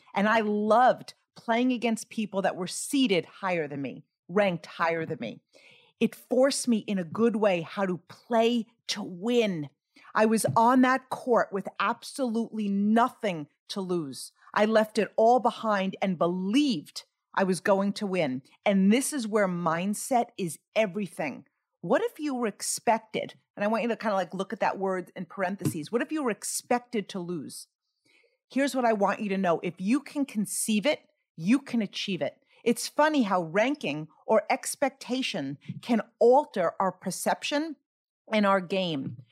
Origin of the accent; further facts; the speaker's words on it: Greenlawn, New York, United States; I grew up in Green Lawn, New York, on Long Island